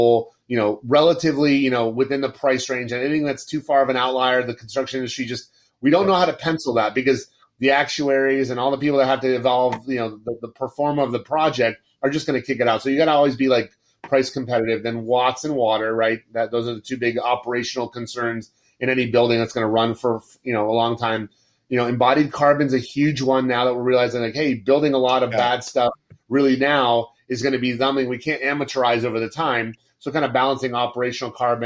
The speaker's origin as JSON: {"language": "English", "region": "Florida", "country": "United States", "tie": "born or raised there", "said": "I grew up in Florida almost all my life"}